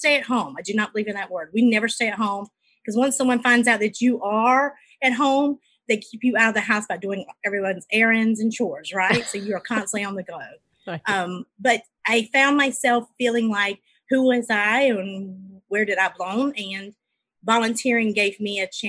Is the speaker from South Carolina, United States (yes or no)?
yes; South Carolina, United States; I'm from South Carolina